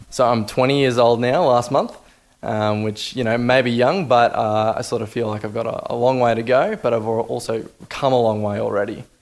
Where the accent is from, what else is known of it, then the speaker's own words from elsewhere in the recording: Toowoomba, Queensland, Australia; growing up in the Toowoomba business community